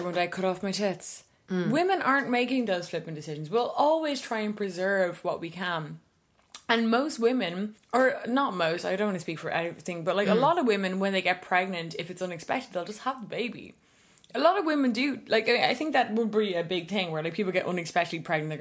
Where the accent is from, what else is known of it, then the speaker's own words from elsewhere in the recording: Ireland; As Irish women